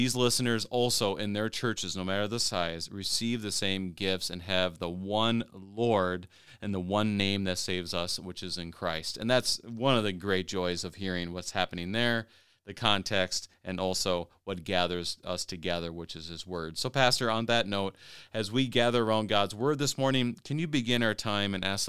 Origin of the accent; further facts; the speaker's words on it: Minnesota, United States; also born or lived in Topeka, Kansas / Missouri; being a Minnesotan, and more or less, I mean, I lived in Kansas for a time, a little bit northern Kansas, Topeka. I lived in Missouri, obviously, for seminary.